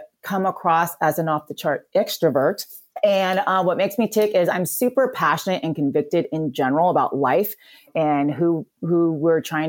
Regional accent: Battle Ground, Washington, United States; moved away as an adult; now in Orange County, California, United States; I'm originally from a very small town called Battleground, Washington

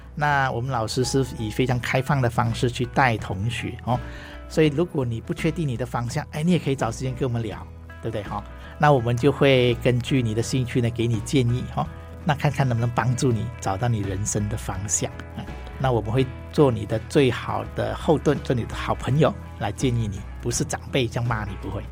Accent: Ipoh, Perak, Malaysia; first language Hakka; Chinese is a second language; now in Taiwan; 我是马来西亚人哈，那我小学的时候就是，呃，学中文的学校

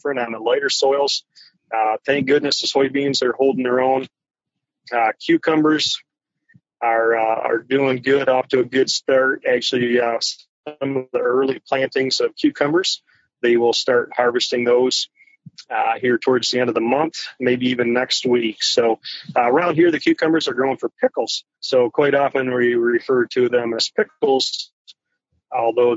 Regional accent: Standish, Michigan, United States; I'm from Northeast Michigan. North of Saginaw. So my hometown is Standish, Michigan

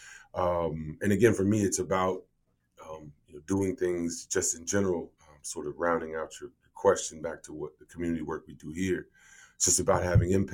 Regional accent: United States; I'm from the States

